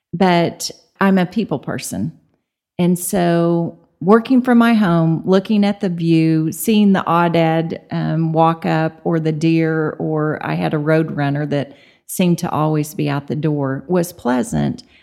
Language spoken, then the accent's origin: English; Tulsa, Oklahoma, United States; moved away as an adult; now in Amarillo, United States; I'm from Tulsa